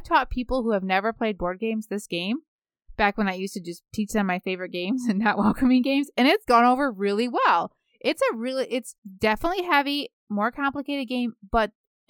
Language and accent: English; Michigan, United States; And almost everybody in my life, we're from Michigan, we play a lot of euchre.